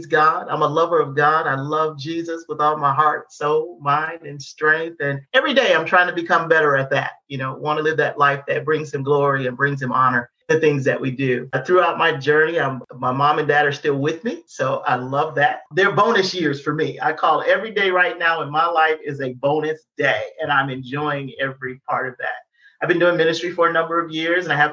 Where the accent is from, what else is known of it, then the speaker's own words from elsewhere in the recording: Detroit, Michigan, United States; I'm from Detroit